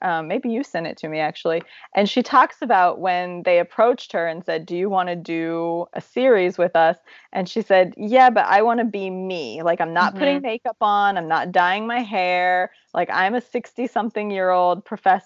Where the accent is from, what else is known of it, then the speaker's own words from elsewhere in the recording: Zanesville, Ohio, United States; my hometown of Zanesville, Ohio